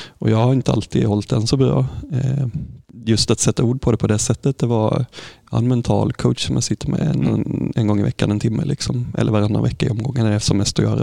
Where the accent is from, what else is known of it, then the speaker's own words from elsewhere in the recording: Sävsjö, Jönköping County, Sweden; så växte jag upp här i Sävsjö